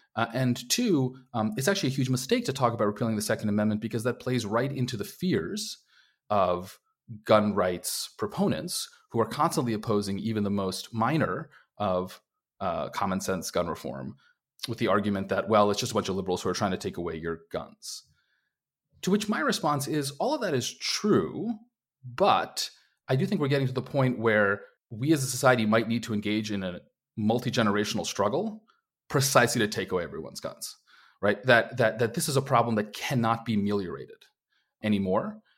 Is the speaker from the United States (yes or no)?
yes; Minnesota, United States; as a Minnesotan who has to deal with months and months